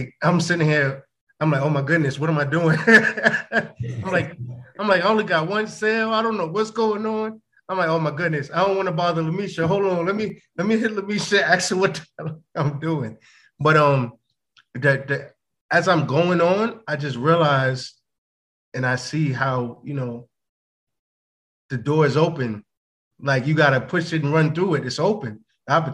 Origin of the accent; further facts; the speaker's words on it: United States; I'm American, Black American